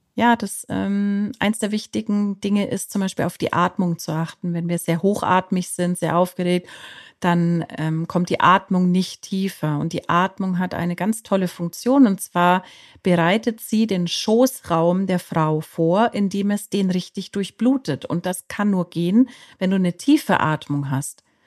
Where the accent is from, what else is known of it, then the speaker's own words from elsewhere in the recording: Bavaria, Germany; ich komme aus Bayern.